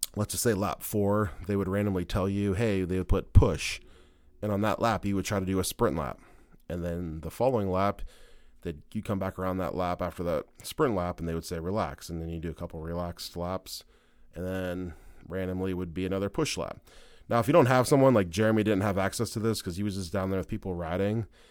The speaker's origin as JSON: {"language": "English", "region": "Ohio", "country": "United States", "said": "we're both from Ohio"}